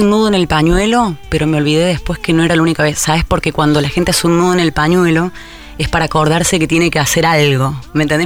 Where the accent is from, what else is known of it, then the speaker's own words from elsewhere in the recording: Córdoba, Argentina; also born or lived in Zárate, Buenos Aires; nací en Zárate, pero me fui a los cuatro años a Córdoba